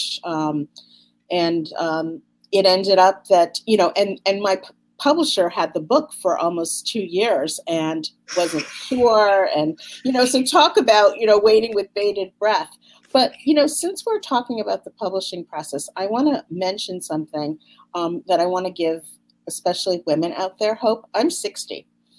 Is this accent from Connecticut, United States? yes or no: yes; Connecticut, United States; we grew up in Connecticut